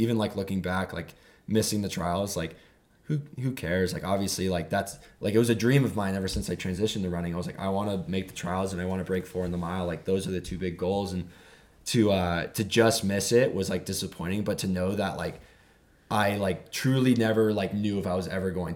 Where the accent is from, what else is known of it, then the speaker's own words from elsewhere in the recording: California, United States; I'm from California